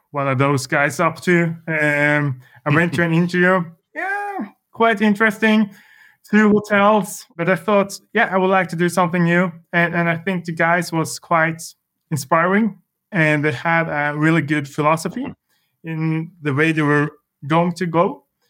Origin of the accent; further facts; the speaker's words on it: Larvik, Vestfold, Norway; I grew up in a small city surrounded by, yeah, it's a summer city, uh, southern part of Norway called, uh, Larvik